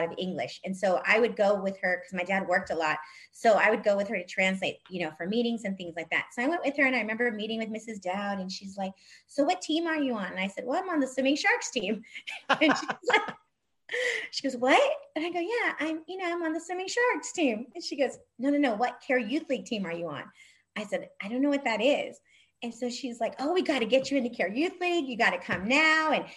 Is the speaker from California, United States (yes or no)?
yes; El Monte, California, United States; I grew up in El Monte